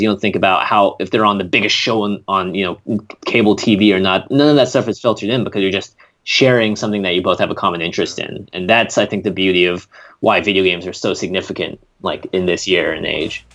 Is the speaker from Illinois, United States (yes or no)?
no; Seattle, Washington, United States; moved away as an adult; also born or lived in Vermont; now in Los Angeles, United States; I'm a Seattle born and bred kid. I grew up in the Pacific Northwest in Washington